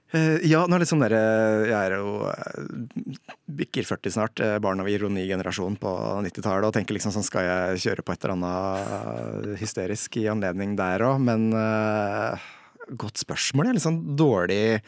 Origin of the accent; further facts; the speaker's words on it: Toten, Innlandet, Norway; now in Hadeland, Norway; er fra Toten, bor på Hadeland